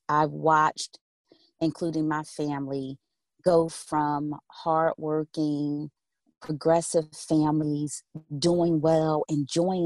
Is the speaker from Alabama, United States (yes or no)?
no; Philadelphia, Pennsylvania, United States; I grew up in West Philadelphia, close walking distance to Drexel University and University of Penn